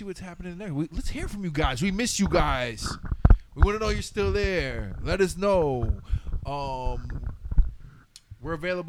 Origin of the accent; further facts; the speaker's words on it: Houston, Texas, United States; I grew up in Houston. I lived in Hager's home. I was in the foster system because being, even though I can pass for white, when I went into foster care, I'm black